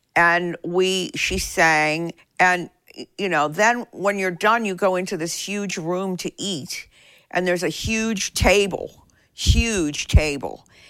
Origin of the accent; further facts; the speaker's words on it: Pittsburgh, Pennsylvania, United States; now in Nashville, United States; My growing up in Pittsburgh